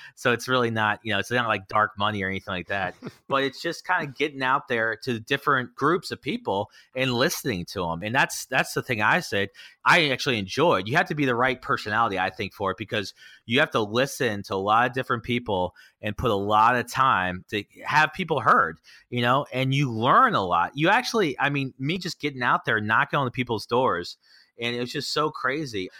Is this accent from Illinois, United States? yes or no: no; Annapolis, Maryland, United States; this is my hometown.